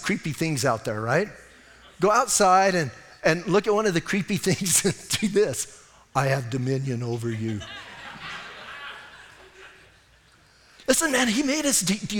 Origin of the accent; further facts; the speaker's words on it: Bisbee, Arizona, United States; Because it's my hometown